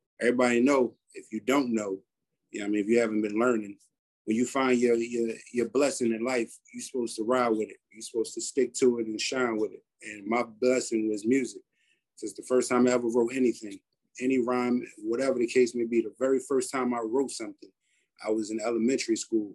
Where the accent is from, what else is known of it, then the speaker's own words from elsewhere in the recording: Philadelphia, Pennsylvania, United States; I was born in North, pretty much Mansion on Napa Street, raised in West, Overbrook.